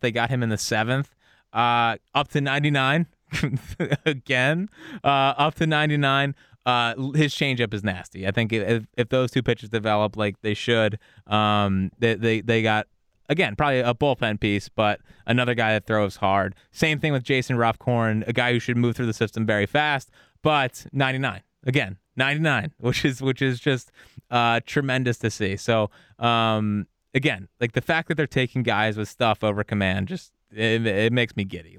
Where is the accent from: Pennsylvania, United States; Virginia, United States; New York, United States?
Pennsylvania, United States; Philadelphia; I'm from Philly.